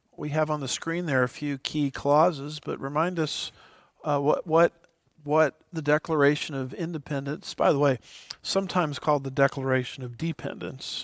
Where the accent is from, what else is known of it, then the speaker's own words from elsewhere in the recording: United States; as an American